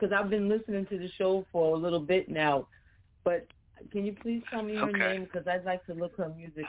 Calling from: New York City, New York, United States; I'm calling from Jamaica, Queens, New York.

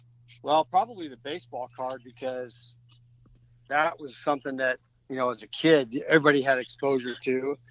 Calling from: Nashville, Tennessee, United States

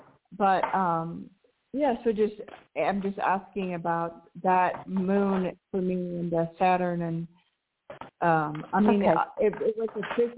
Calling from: Mexico; calling from Mexico.

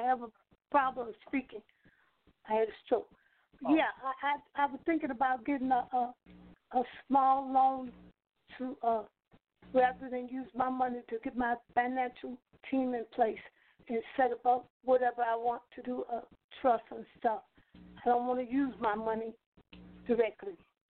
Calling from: Chicago, Illinois, United States

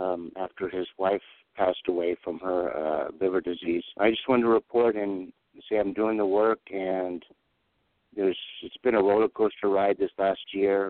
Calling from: Pahrump, Nevada, United States; from Pahrump.

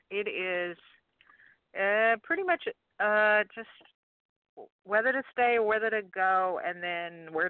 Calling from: Louisiana, United States; from Louisiana.

